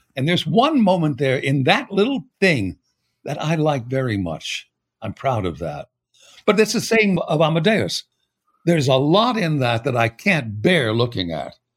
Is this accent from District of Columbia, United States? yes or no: no; El Paso, Texas, United States; also born or lived in Pittsburgh, Pennsylvania; I was born in Pittsburgh, and my brother and I both suffered from it, and we were told we had to move to a desert area, and it turned out to be El Paso